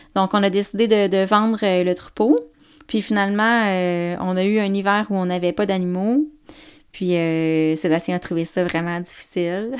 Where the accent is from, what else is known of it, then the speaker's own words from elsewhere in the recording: Baie-Comeau, Côte-Nord, Quebec, Canada; je viens de la Côte-Nord. Je viens de Bécomo